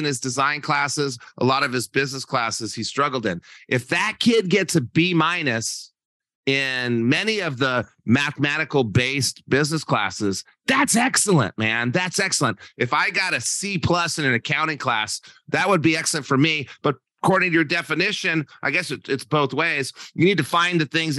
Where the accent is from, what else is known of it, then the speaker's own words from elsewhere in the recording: New Mexico, United States; moved away as an adult; also born or lived in Santa Barbara, California; I'm from New Mexico.